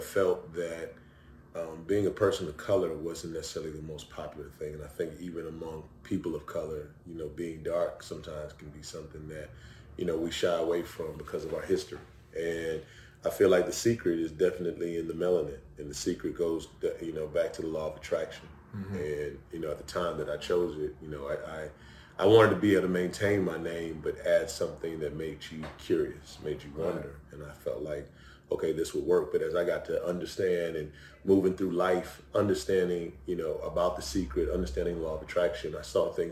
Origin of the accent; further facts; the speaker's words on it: Cleveland, Ohio, United States; moved away as an adult; also born or lived in Kitchener, Ontario, Canada / Toledo, Ohio / Virginia / St. Louis; now in Atlanta, United States; I was actually born in Ontario, Canada, a place called Kitchener. My mother lives in Toronto. I was raised in the U.S., Cleveland, the Midwest, you know, moving through there, Toledo. Went to high school in Cleveland